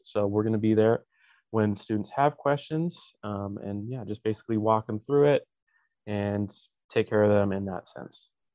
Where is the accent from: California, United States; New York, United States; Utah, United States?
Utah, United States; Draper; I am from Draper, Utah